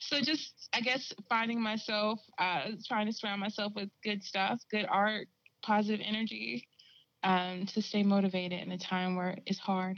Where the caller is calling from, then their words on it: North Carolina, United States; I'm in North Carolina. Yeah. So I'm down here in the South.